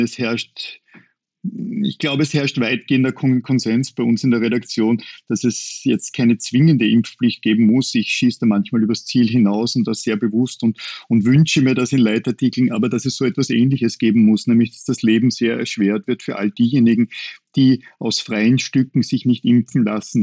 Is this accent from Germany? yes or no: no; Upper Austria, Austria; Als Oberösterreicher